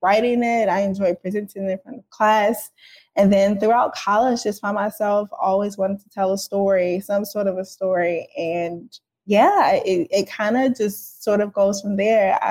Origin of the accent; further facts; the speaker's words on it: St. Louis, Missouri, United States; I am from St. Louis, Missouri, South Side, near downtown.